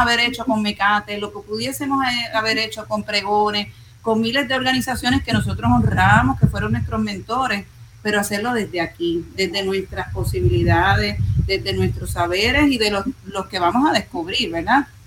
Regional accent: Puerto Rico

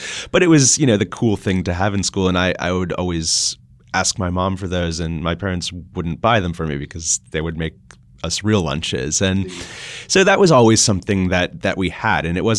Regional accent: Austria; born there; Well, I was born in Austria, and so I would spend a lot of time there in the summers.

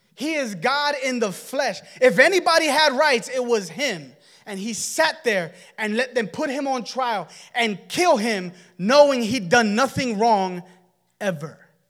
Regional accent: United States; And we're Americans.

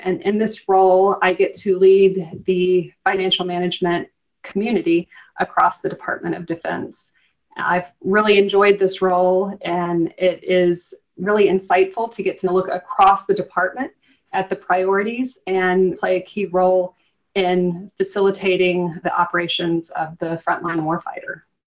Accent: Eastern North Carolina, United States; Growing up in Eastern North Carolina

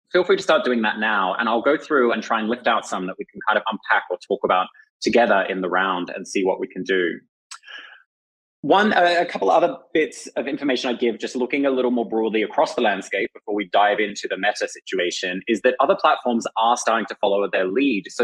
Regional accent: Australia; as an Australian, I'm authorized to advertise in Australia

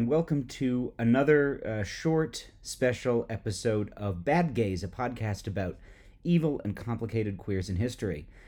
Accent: Boston, Massachusetts, United States; my hometown of Boston, Massachusetts

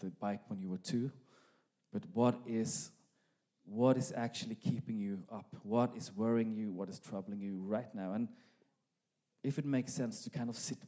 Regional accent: Norway; accent: Norwegian; now in Sweden; my Norwegian accent

